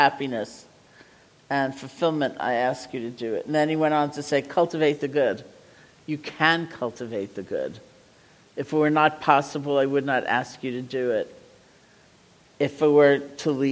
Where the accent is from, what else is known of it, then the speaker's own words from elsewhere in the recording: New England, United States; I'm from New England